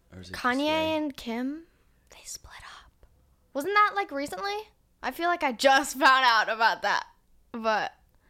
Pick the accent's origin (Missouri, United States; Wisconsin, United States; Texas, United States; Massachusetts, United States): Wisconsin, United States; even like my home state, like Wisconsin